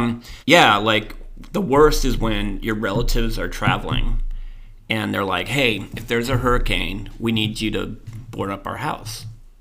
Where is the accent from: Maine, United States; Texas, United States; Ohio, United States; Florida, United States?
Florida, United States; So I'm from Florida.